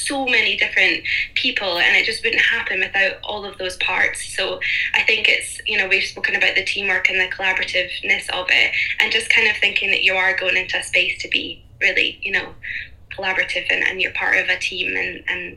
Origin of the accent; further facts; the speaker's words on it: Fife, Scotland, United Kingdom; now in Glasgow, United Kingdom; Well, I'm actually from Fife. From Fife. But I'm based in Glasgow